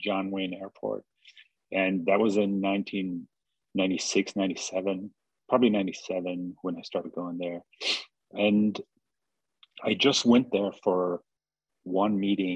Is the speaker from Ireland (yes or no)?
yes; Ireland; I grew up in Ireland and like in a very remote, very distinct place